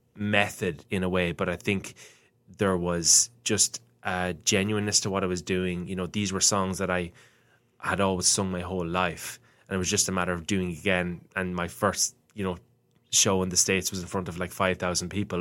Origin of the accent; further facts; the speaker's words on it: Ireland; growing up in Ireland in school